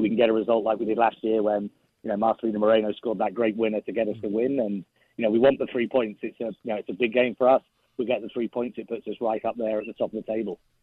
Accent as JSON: {"language": "English", "region": "England", "country": "United Kingdom", "said": "as an Englishman"}